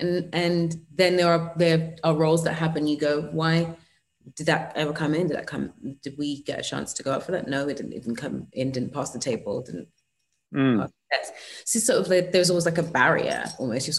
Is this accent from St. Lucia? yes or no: no; England, United Kingdom; I'm English in the United Kingdom.